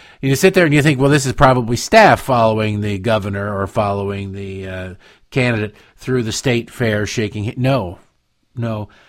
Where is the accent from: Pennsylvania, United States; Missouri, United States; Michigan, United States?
Michigan, United States; Growing up in Michigan, you're taught to hate Ohio.